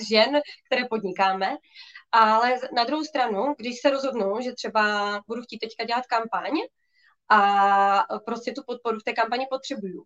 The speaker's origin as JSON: {"language": "Czech", "town": "Ostrava", "region": "Moravian-Silesian Region", "country": "Czechia", "said": "Já jsem z Ostravy"}